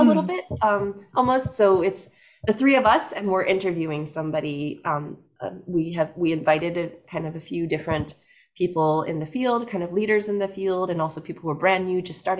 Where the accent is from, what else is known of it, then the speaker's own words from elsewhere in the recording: Ames, Iowa, United States; now in New York, United States; I grew up in Ames, Iowa, which is definitely, I think, what most people in New York would consider the countryside.